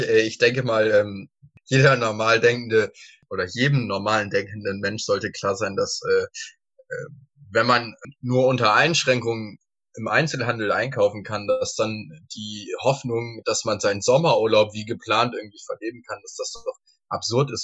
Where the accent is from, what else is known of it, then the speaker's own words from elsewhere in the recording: Northern Germany, Germany; als äh, Norddeutscher